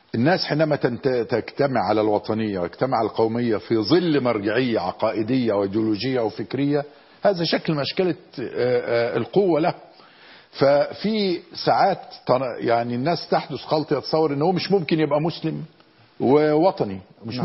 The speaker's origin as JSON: {"language": "Arabic", "country": "Egypt", "said": "أنا كمصري"}